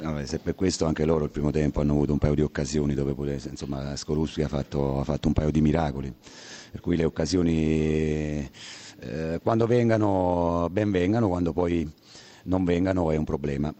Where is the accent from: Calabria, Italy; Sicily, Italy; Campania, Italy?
Campania, Italy; Naples; essendo napoletano